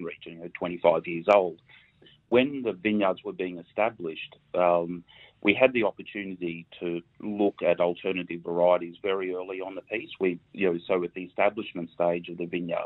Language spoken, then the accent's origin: English; Queensland, Australia; born and bred in Queensland